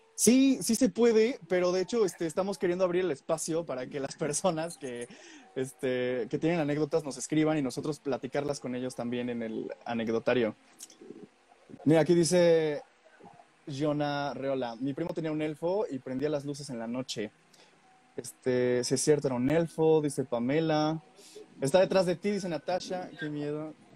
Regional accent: Puebla, Mexico; also born or lived in Mexico City; yo soy de Puebla

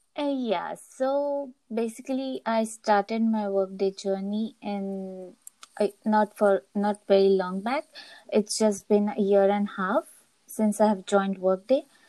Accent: India; moved away as an adult; now in Copenhagen, Denmark; I'm originally from India.

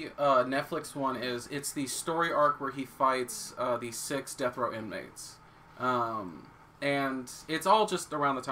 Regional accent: Dallas-Fort Worth area, Texas, United States; Born and raised in Texas, just in the DFW area.

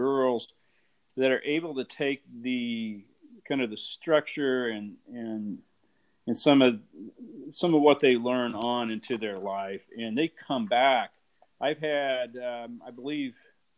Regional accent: Ottawa, Kansas, United States; moved away as an adult; also born or lived in Texas; now in Kansas City, United States; I grew up in Ottawa, Kansas, about an hour from here

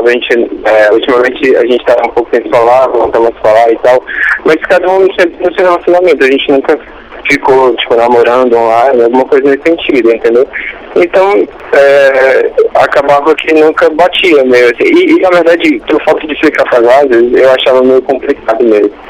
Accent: Fortaleza, Ceará, Brazil

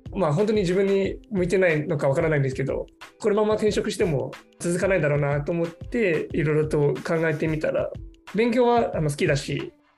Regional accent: Singapore; Japanese is a second language; moved away as an adult; now in Japan; 私はシンガポールで生まれ育ってで日本語を勉強し始めたのは13歳の頃ですね

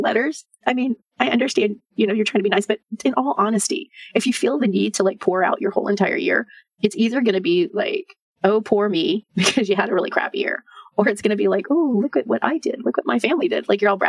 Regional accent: Texas, United States; I'm from Texas. I mean, you could drive for 2 days and never leave Texas.

